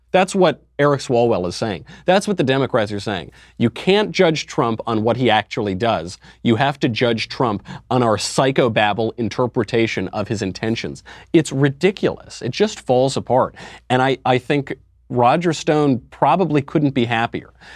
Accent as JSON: {"language": "English", "region": "New York", "country": "United States", "said": "I'm from New York."}